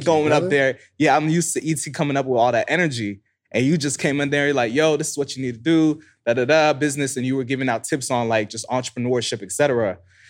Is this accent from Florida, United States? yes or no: yes; Florida, United States; So I'm originally from South Florida.